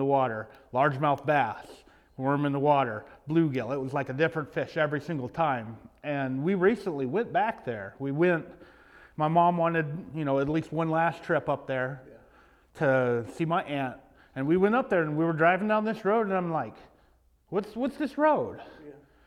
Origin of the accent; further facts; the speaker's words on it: Knoxville, Tennessee, United States; I grew up in Knoxville, Tennessee, where I live right now. In fact, I live in the house that I grew up